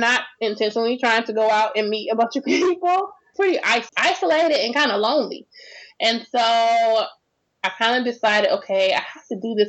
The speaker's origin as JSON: {"language": "English", "region": "Florida", "country": "United States", "tie": "born or raised there", "also_born_or_lived": "Houston", "moved": "as an adult", "said": "I was born and raised in Florida"}